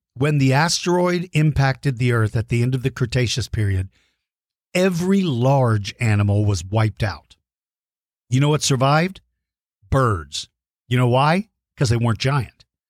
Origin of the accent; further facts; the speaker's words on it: Colorado Springs, Colorado, United States; now in Texas, United States; I was born in Colorado Springs. So really technically we're both from Colorado and we both moved to Texas